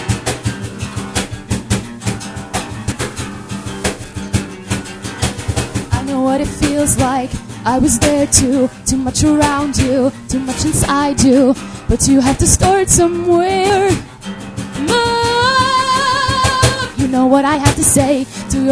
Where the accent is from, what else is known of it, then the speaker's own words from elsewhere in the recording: Pennsylvania, United States; moved away as an adult; I'm originally from Pennsylvania